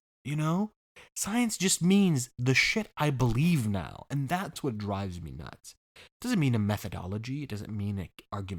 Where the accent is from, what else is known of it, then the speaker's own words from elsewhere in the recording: California, United States; I grew up in California, and in my lifetime, in my childhood, there was only one major fire.